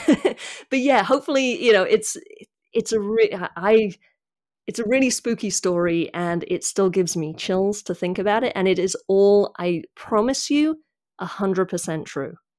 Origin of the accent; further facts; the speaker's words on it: United Kingdom; I'm British